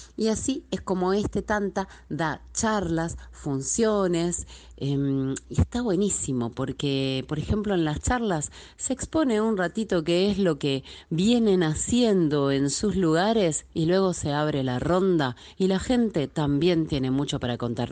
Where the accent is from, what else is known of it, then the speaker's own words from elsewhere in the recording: Buenos Aires, Argentina; Soy de Buenos Aires, Argentina